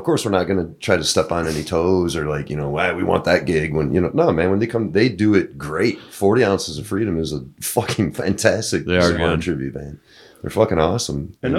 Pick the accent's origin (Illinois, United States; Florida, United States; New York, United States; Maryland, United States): Illinois, United States; Rockford; moved away; I'm from Rockford.